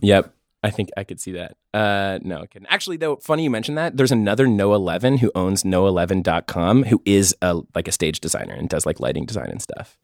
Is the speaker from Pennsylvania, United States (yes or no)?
yes; Pittsburgh, Pennsylvania, United States; also born or lived in San Francisco; now in New York, United States; I'm from Pittsburgh, lived in San Francisco for five years and just moved to New York in February